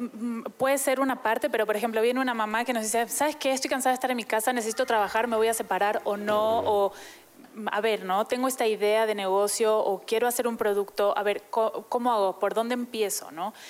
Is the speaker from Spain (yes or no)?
no; Argentina; now in Mexico; yo soy argentina, ¿no? Hace muchos años vivo aquí, entonces ya soy adoptada.